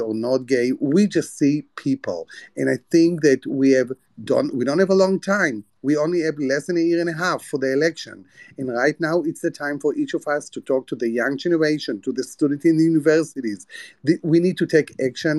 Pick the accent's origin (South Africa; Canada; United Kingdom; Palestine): Palestine; moved away; also born or lived in United States; I'm a poor Palestinian man.